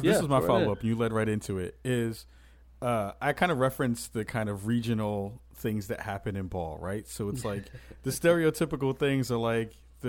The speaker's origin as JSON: {"language": "English", "region": "New York", "country": "United States", "said": "I'm from New York."}